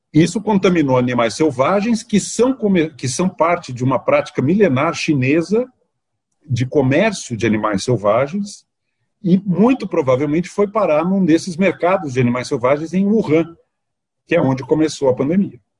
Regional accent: Minas Gerais, Brazil; Eu sou mineiro, eu me sinto muito bem lá.

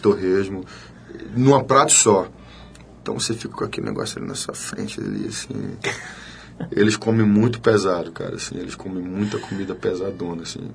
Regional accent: sertão of Bahia, Brazil; moved away; also born or lived in Salvador / Rio de Janeiro; eu venho né, do sertão da Bahia, que é um lugar onde eu cresci

